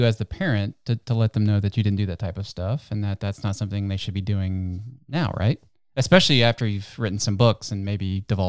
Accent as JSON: {"language": "English", "town": "Chillicothe", "region": "Ohio", "country": "United States", "said": "I'm from Chillicothe."}